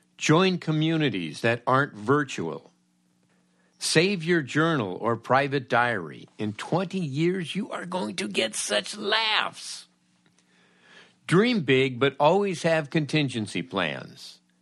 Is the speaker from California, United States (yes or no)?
yes; Los Angeles, California, United States; my checkered youth growing up in Los Angeles